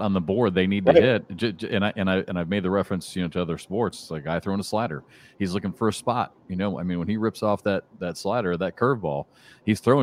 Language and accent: English; Iowa City, Iowa, United States; I grew up in Iowa City.